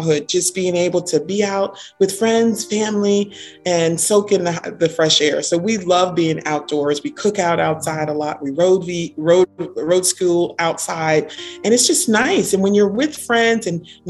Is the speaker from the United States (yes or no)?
yes; Orange, New Jersey, United States; also born or lived in Newark, New Jersey; now in Maryland, United States; I was born in Newark. I was raised in Orange, New Jersey